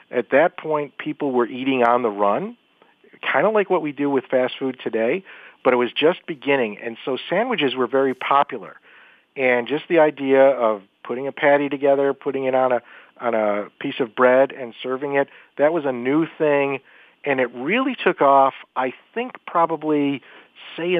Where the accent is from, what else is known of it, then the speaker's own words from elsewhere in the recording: Buffalo, New York, United States; my hometown of Buffalo, New York